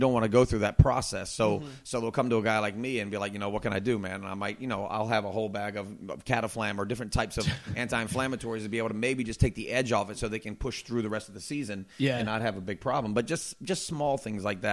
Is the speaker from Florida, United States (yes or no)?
yes; the Florida Keys, United States; I grew up in the Keys when I was young